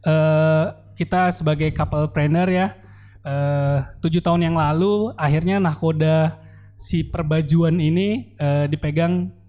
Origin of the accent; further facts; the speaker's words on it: Palembang, South Sumatra, Indonesia; now in Bandung, Indonesia; saya yang perantau dari Palembang akhirnya memutuskan untuk tinggal di Bandung.